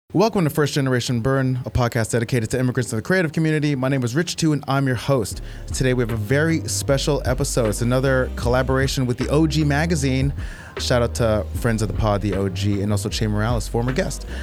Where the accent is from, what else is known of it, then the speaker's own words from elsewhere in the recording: South Orange, New Jersey, United States; now in Brooklyn, United States; South Orange. I was actually born